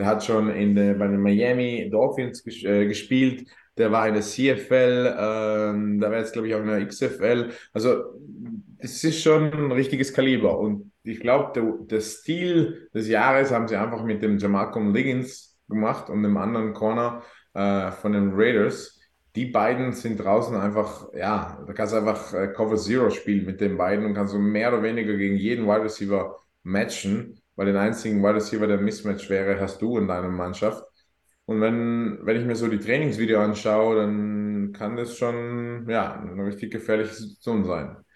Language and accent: German; South Tyrol, Trentino-Alto Adige, Italy; bin waschechter Südtiroler.